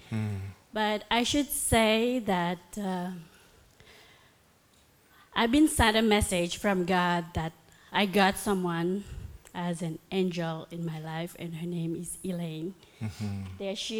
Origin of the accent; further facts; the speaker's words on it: Toronto, Ontario, Canada; moved away as an adult; now in St. Catharines, Canada; So I'm from Toronto, and I'm just a new resident over here in St. Catherine.